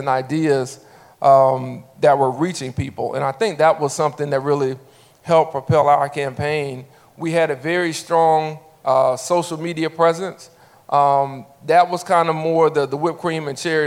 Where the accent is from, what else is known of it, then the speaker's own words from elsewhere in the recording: Montgomery, Alabama, United States; after maybe 10 years of being back in my hometown